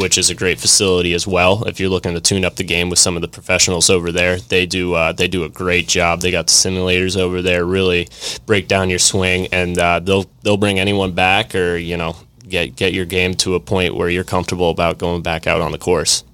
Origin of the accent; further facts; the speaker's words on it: Vermont, United States; moved away; born and raised in Vermont, up north